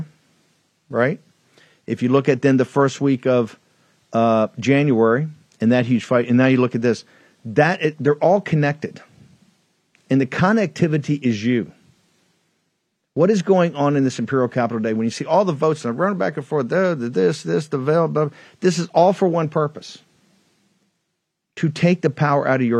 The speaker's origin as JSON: {"language": "English", "region": "Virginia", "country": "United States", "said": "I'm a Southerner from Virginia"}